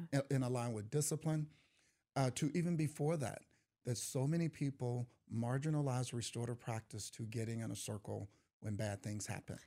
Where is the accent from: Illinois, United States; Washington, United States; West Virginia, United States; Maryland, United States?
Illinois, United States; East St. Louis; I grew up in East Saint Louis